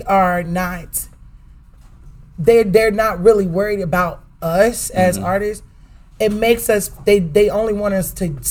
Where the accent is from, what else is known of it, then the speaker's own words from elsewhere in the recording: Dallas, Texas, United States; moved away; Okay, so Dallas, right? My hometown, Dallas Fort Worth.